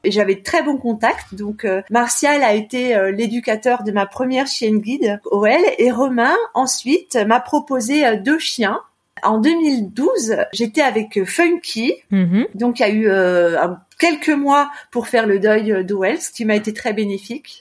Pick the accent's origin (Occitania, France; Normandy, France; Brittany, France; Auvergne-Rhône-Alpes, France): Auvergne-Rhône-Alpes, France; Annecy; moved away as an adult; also born or lived in Lyon; now in Clermont-Ferrand, France; je suis originaire d'Annecy, de Haute-Savoie.